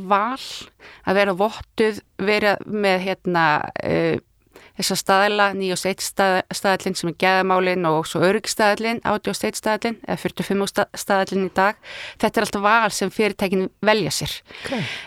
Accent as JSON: {"language": "Icelandic", "town": "Ísafjörður", "region": "Westfjords", "country": "Iceland", "tie": "born or raised there", "moved": "yes", "said": "ég er náttúrulega frá Ísverði þannig að ég bara mann eftir í, mínar æsku minningar eru ramagslissi"}